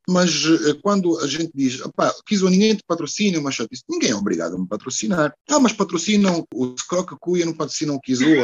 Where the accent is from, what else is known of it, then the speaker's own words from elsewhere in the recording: Porto, Norte, Portugal; moved away as an adult; also born or lived in Brazil; now in Luanda, Angola; se eu cresci em Portugal, se eu já vivi no Brasil